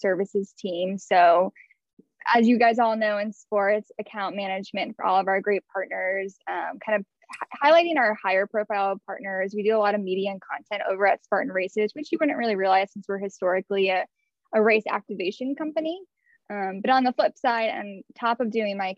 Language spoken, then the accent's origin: English; Houston, Texas, United States; I grew up in Houston, Texas